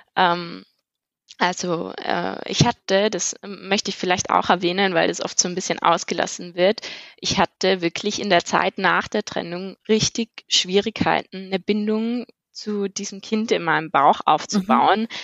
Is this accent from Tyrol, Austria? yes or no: yes; Innsbruck, Tyrol, Austria; moved away as an adult; also born or lived in Bochum, Germany; now in Vienna, Austria; ich komme ursprünglich eigentlich aus Innsbruck, aus Tirol